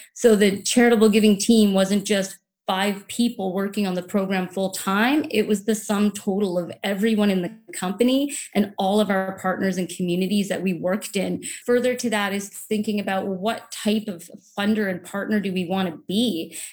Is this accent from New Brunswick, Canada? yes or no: yes; Saint John, New Brunswick, Canada; now in Vancouver, Canada; I grew up in New Brunswick along the Atlantic Ocean on a small peninsula just outside of the city of Saint John